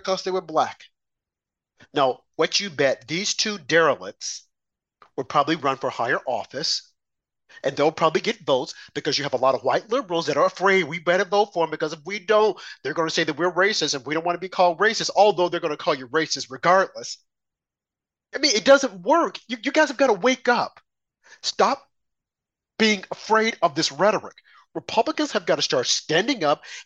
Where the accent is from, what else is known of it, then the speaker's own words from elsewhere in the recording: Arkansas, United States; moved away as an adult; now in New York, United States; I grew up in the South, Arkansas, born and bred there, came to New York, I think, in my 20s.